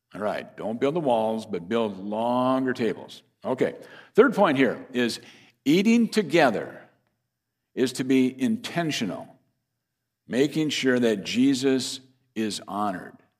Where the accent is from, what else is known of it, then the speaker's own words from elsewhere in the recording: Fairmont, Minnesota, United States; my hometown is Fairmont, Minnesota